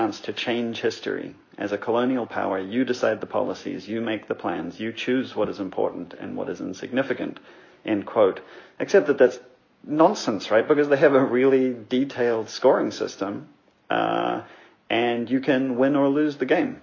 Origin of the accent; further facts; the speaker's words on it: New Zealand; now in Montreal, Canada; I grew up in New Zealand, where the Maori are the indigenous population